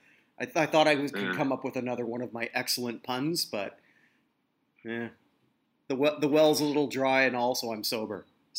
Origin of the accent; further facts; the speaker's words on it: Canada; I'm a Canadian.